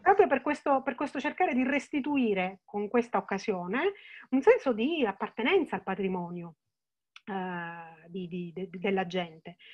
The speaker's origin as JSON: {"language": "Italian", "region": "Sicily", "country": "Italy"}